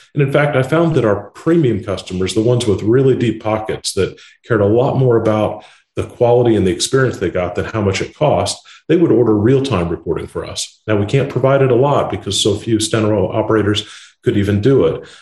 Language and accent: English; Indiana, United States; I was born and raised in Indiana, a flyover state.